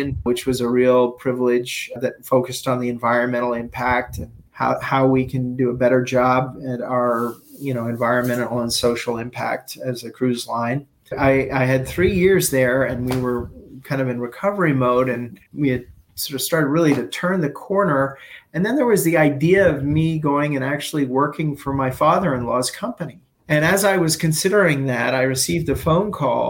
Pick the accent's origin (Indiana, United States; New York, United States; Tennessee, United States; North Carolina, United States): New York, United States; New York City; moved away as an adult; also born or lived in Toronto / Dubai; I went back to New York and I'm a New Yorker